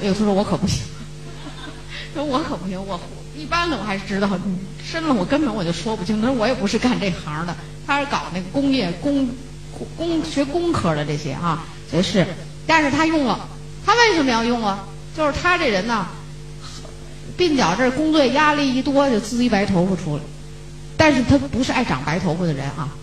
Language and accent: Chinese; China; 我们中国人一贯的是不信